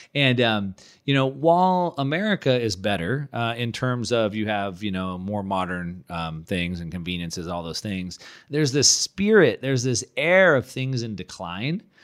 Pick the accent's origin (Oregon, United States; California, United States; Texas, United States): California, United States; moved away as an adult; now in Puerto Rico; we're both from California